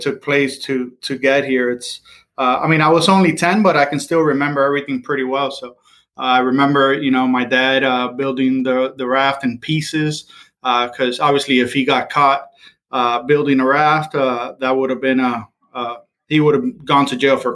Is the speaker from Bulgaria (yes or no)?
no; Cuba; also born or lived in Miami, Florida / Houston, Texas / Orlando, Florida; now in Winter Garden, United States; I am Cuban